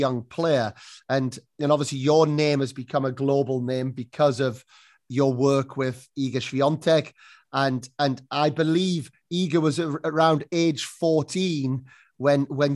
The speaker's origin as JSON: {"language": "English", "country": "United Kingdom", "moved": "as an adult", "lives_now": "Spain", "said": "being British"}